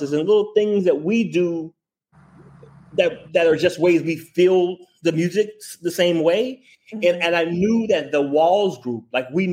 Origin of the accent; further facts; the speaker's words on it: Memphis, Tennessee, United States; we are both from Memphis